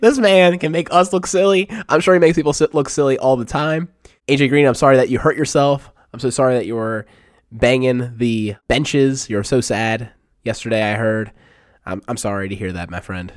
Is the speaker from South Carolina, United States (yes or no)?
no; Baltimore, Maryland, United States; we're all from Baltimore